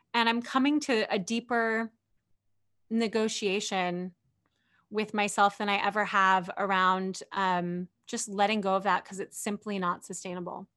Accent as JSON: {"language": "English", "area": "near Berkeley", "region": "California", "country": "United States", "tie": "born or raised there", "said": "grew up near Berkeley, California"}